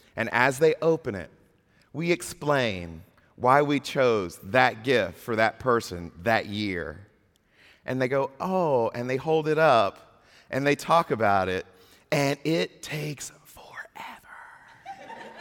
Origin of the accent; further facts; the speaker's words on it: Mississippi, United States; moved away; I'm from Mississippi